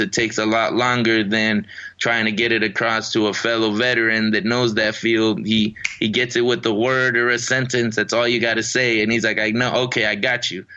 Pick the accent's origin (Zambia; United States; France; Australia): United States; Riverside, California; also born or lived in Mexico; my hometown in Riverside, California